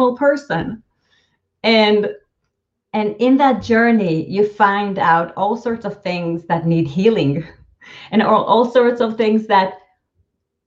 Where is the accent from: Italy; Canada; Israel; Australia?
Israel; first language Hebrew; English is a second language; moved away as an adult; now in San Francisco Bay Area, United States; growing up in Israel